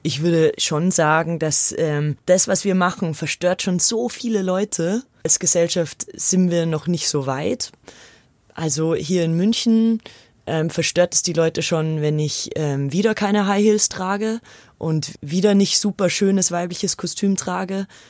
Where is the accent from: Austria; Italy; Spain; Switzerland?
Austria; now in Munich, Germany; Ich bin ja aus Österreich